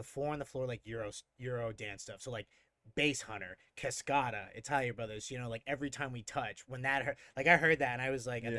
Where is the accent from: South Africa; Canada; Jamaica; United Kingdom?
United Kingdom; England; born there; also born or lived in Denver; I was born in England originally, and so drum and bass was around